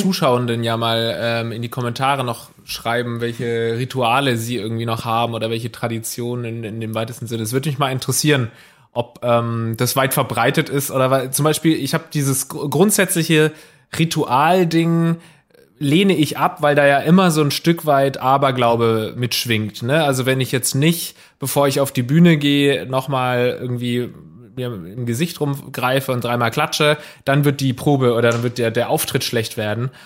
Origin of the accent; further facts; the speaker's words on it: Southern Germany, Germany; now in Hamburg, Germany; ich komme aus Süddeutschland